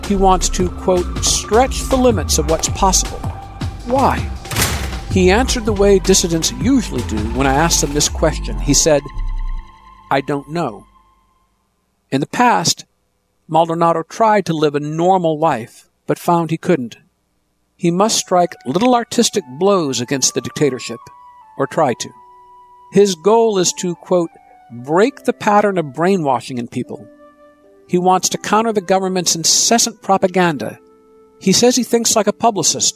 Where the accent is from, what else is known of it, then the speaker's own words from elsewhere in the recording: Ann Arbor, Michigan, United States; growing up in Ann Arbor, Michigan